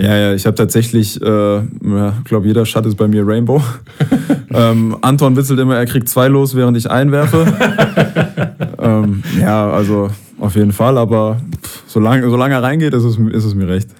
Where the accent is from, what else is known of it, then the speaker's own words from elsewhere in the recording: Heidelberg, Baden-Württemberg, Germany; wir sind beide Heidelberger